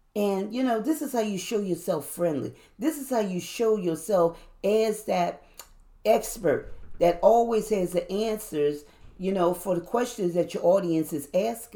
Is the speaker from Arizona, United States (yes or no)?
no; New Orleans, Louisiana, United States; I'm from New Orleans